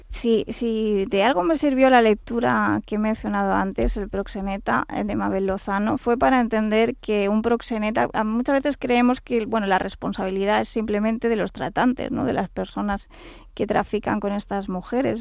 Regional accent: Catalonia, Spain; Yo soy catalana

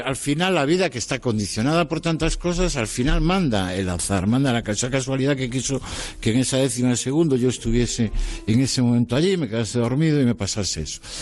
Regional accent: Galicia, Spain; soy gallego como tú

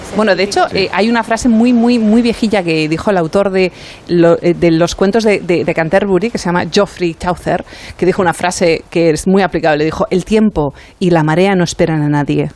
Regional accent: Mediterranean coast, Spain; Yo soy del Mediterráneo

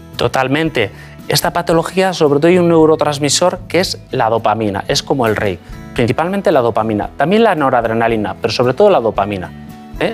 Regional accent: Basque Country, Spain; moved away as an adult; also born or lived in Madrid / London; yo soy vasco, nací en el País Vasco, me formé, hice, de hecho, estudié la carrera de medicina en el País Vasco

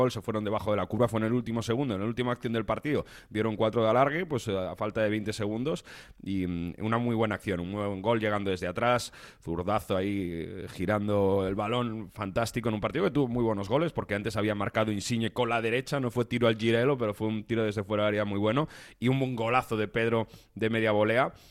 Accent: Italy; Spanish is a second language; como italiano

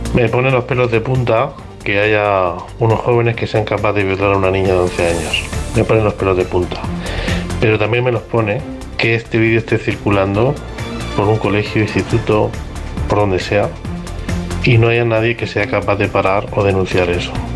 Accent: Badalona, Catalonia, Spain; yo soy de Badalona

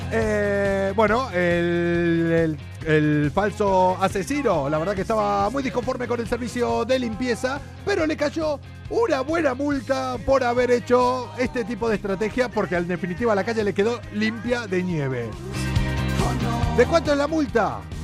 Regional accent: Argentina; moved away; en mi país

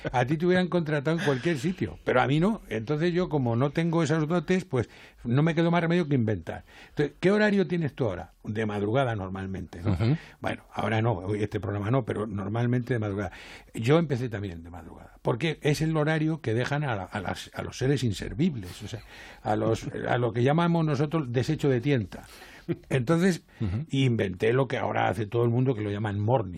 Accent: Spain; moved away as an adult; also born or lived in Jerez; now in Madrid, Spain; yo soy castellano

